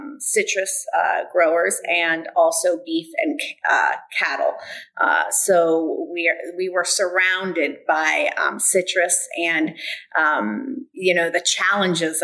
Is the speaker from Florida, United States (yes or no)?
yes; Bradenton, Florida, United States; also born or lived in LaBelle, Florida; I grew up really in Bradenton after that at Nick Bulateri, which is now IMG, studying tennis and golf.